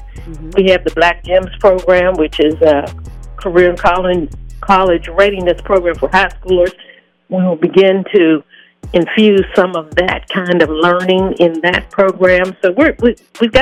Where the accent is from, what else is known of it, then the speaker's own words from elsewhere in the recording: Pittsburgh, Pennsylvania, United States; now in Minneapolis-Saint Paul, United States; I'm from Pittsburgh, Pennsylvania initially